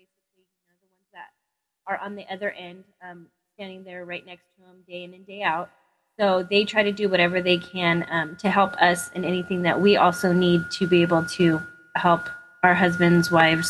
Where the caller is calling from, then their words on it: Camp Pendleton, California, United States; I live on Camp Pendleton in California.